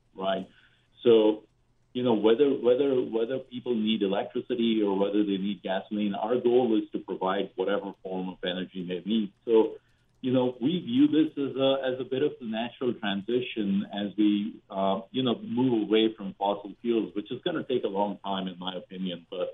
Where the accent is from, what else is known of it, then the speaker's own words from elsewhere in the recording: India; now in United States; I grew up in India